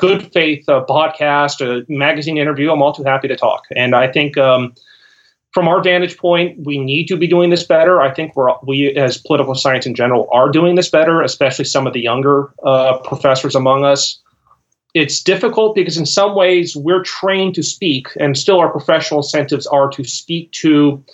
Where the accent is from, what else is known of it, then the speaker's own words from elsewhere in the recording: Los Angeles, California, United States; also born or lived in Ohio; now in Central, South Carolina, United States; I'm from Los Angeles and most of my family and friends are in Ohio at the moment